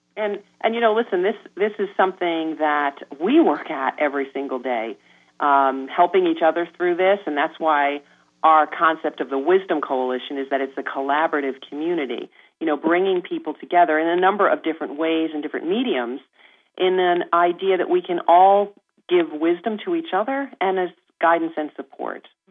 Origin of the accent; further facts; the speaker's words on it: New York, United States; I am a New Yorker